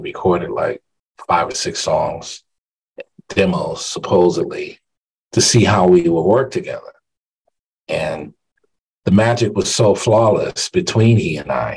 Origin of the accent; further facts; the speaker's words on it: Hartford, Connecticut, United States; Hartford, Connecticut, my hometown